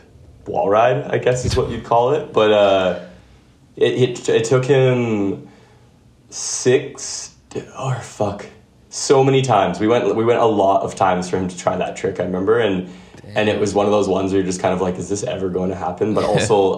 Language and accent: English; Winnipeg, Manitoba, Canada; I grew up in Winnipeg